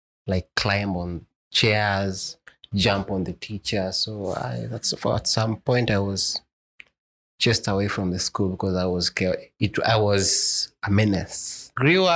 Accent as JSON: {"language": "English", "town": "Garissa", "region": "Garissa County", "country": "Kenya", "tie": "born or raised there", "said": "Born and raised in Garissa, the last born, we only two"}